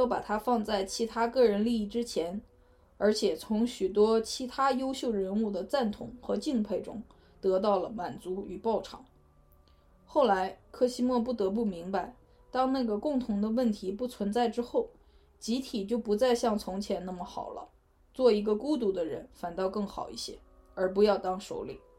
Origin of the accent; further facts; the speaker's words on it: Northeast China, China; accent: Northeastern; 用我们东北话来说，